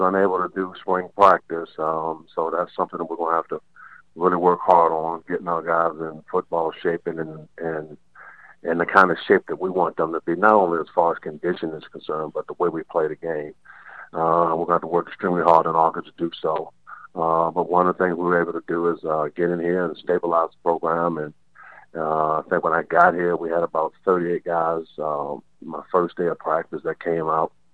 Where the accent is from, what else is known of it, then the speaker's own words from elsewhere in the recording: Baltimore, Maryland, United States; now in Elizabeth City, United States; I'm from Baltimore